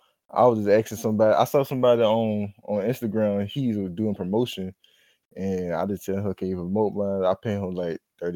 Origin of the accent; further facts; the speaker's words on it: Bishopville, South Carolina, United States; South Carolina.